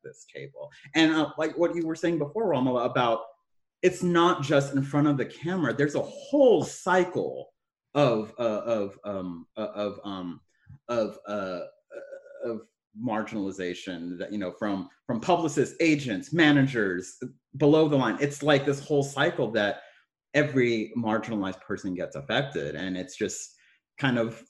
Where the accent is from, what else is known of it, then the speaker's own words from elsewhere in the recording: Texas, United States; also born or lived in San Francisco; I am from Texas. Both Amanda and I are from Texas